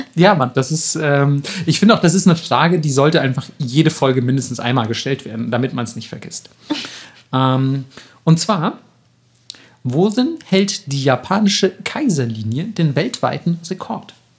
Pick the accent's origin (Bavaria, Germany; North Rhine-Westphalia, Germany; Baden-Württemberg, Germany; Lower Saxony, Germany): Bavaria, Germany; Franconia; da, wo ich herkomme, in, in, im fränkischen Raum